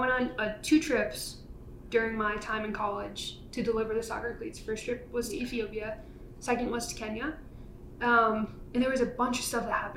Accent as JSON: {"language": "English", "region": "Rhode Island", "country": "United States", "tie": "born or raised there", "moved": "as an adult", "lives_now": "Denver, United States", "said": "I grew up in Rhode Island, lived there for mostly my whole life until I moved out here to Denver like a year ago"}